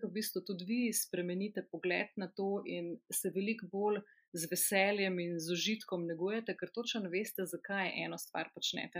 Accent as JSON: {"language": "Slovenian", "area": "a village near Krško", "region": "Lower Sava", "country": "Slovenia", "said": "Jaz sem iz ene zelo mehke vasice pri Krškem"}